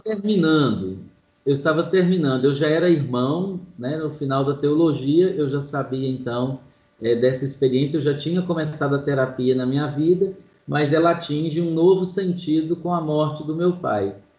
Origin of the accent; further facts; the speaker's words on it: Manhuaçu, Minas Gerais, Brazil; now in Belo Horizonte, Brazil; eu sou de Manhuaçu, zona da Mata de Minas